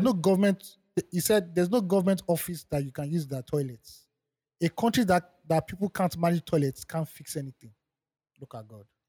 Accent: Nigeria; I'm benefiting as a Nigerian

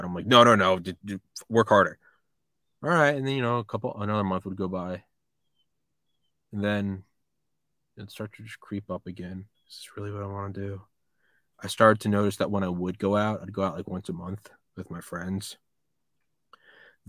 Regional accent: New Hampshire, United States; also born or lived in Maryland / Athens, Georgia; now in Georgia, United States; I'm from New Hampshire

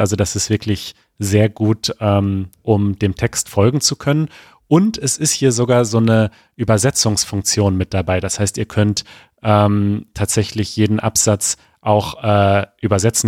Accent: Germany; als Deutscher

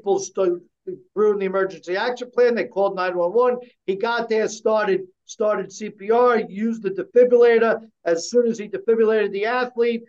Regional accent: United States; We, as American people

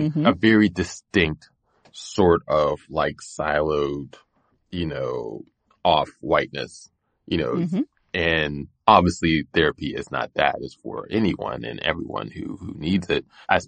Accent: Pittsburgh, Pennsylvania, United States; so I grew up in Pittsburgh. I grew up on a street where there was all types of violence

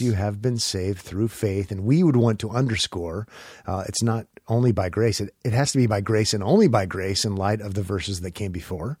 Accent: Omaha, Nebraska, United States; When I was a kid growing up in Omaha

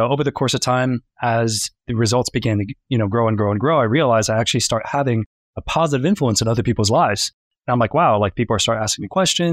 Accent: Tampa, Florida, United States; also born or lived in Pennsylvania / West Palm Beach, Florida; I'm actually from Tampa, or I was born in Pennsylvania, and I moved down to Tampa when I was 5 years old

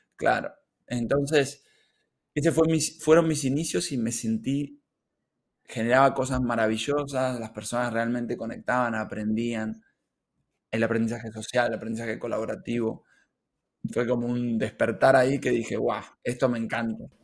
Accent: Argentina; moved away as an adult; now in Barcelona, Spain; soy argentino. Eh, he venido aquí a España hace ya unos cuatro años

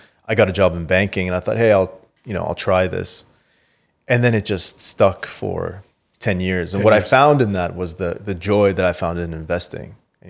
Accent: Canada; moved away as an adult; also born or lived in Qatar; now in United Arab Emirates; I grew up in Canada. I had finished 20 years in Canada and didn't expect to kind of come to the region to stay.

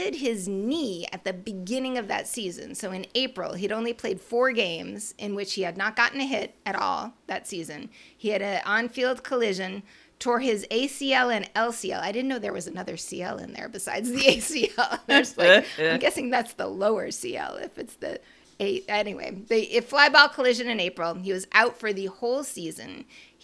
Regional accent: Boston area, Massachusetts, United States; being from the Boston area

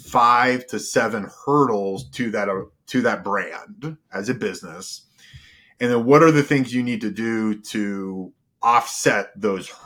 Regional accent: Virginia, United States; moved away as an adult; also born or lived in Colorado; I'm from Virginia

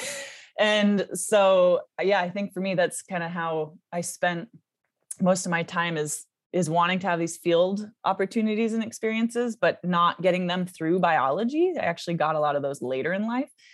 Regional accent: Seattle, Washington, United States; I was born in, uh, Seattle, Washington, in the U S

